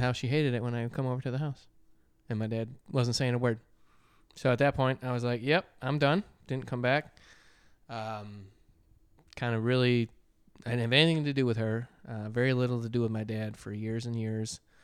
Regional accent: Michigan, United States; I grew up in Michigan

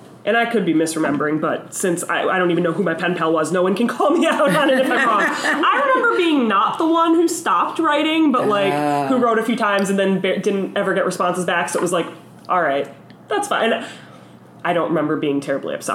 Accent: just outside of Detroit, Michigan, United States; now in Philadelphia, United States; I grew up in Michigan. I grew up just outside of Detroit.

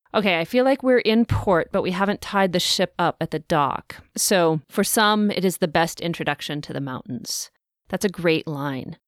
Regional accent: the West, United States; I grew up in the West

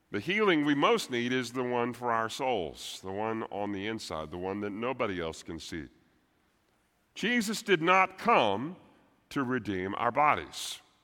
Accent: Texas, United States; I'm a Texan first

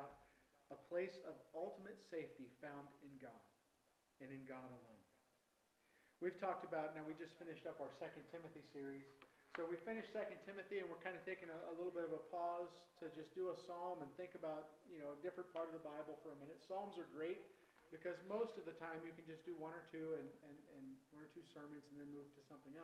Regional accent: Virginia, United States; I grew up in Virginia

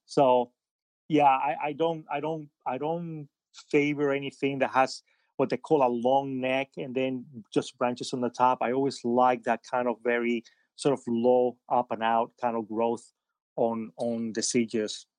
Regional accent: Madrid, Community of Madrid, Spain; moved away; also born or lived in Havana, Cuba; I grew up in Spain. I'm, I'm, I'm Cuban. I was born in Havana, but, uh, when I was very little, my, my parents had moved to, from Havana to Madrid in Spain.

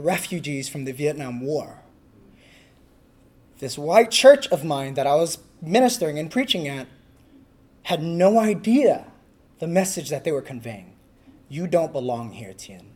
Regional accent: California, United States; I'm from California.

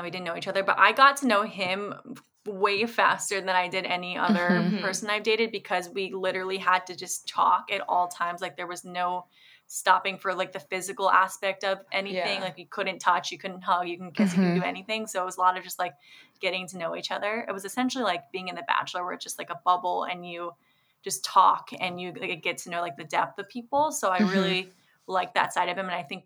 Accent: Virginia, United States; now in Los Angeles, United States; I'm originally from Virginia

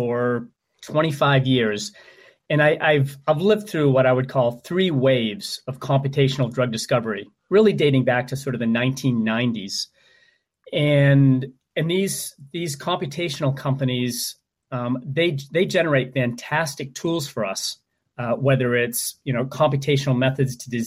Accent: Maine, United States; my home state of Maine

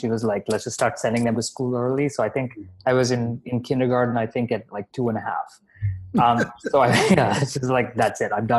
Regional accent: Dubai, United Arab Emirates; also born or lived in Bahrain; now in Canada; But I also grew up in Dubai. I'm Indian by ethnicity. I was born in Bahrain, so very global heritage.

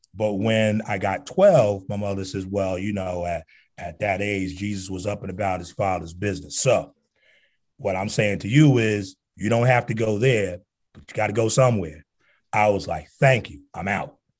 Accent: Newark, New Jersey, United States; growing up in Newark

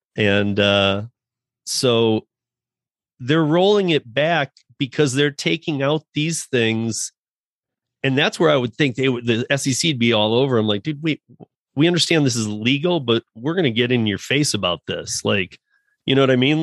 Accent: Michigan, United States; I'm from Michigan too

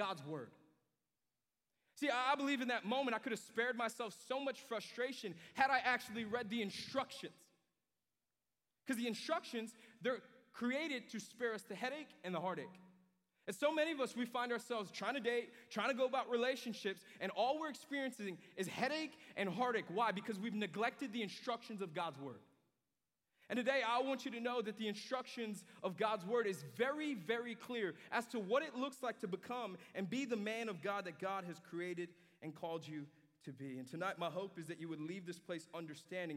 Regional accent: New York, United States; moved away; when I was a kid at my house in New York, I grew up in New York

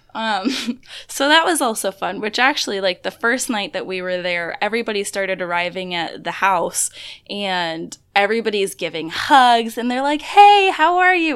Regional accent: Florida, United States

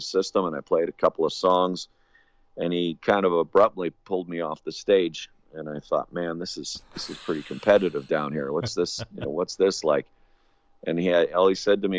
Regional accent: Hamilton, Ontario, Canada; moved away; also born or lived in Winnipeg, Manitoba / Alberta; I'm a Canadian, born and raised in Hamilton, Ontario

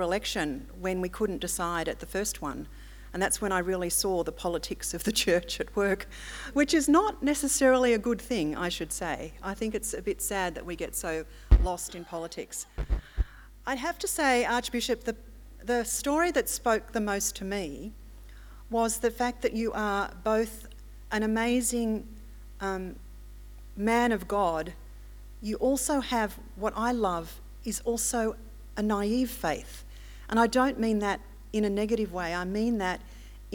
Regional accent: Melbourne, Victoria, Australia; also born or lived in Mudgee, New South Wales; I come from Melbourne, I actually was baptised at Mudgee

